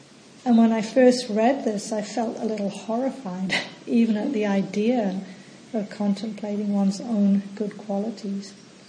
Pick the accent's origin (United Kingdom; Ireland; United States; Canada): United Kingdom; England; born or raised there; also born or lived in New Zealand; now in Australia